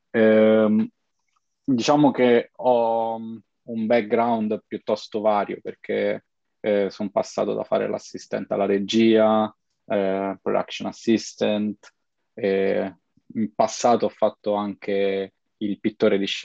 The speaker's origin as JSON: {"language": "Italian", "town": "Rome", "region": "Lazio", "country": "Italy", "tie": "born or raised there", "said": "nato e cresciuto a Roma e a Roma diciamo eh, ho mosso i miei primi passi in questo ambito lavorativo"}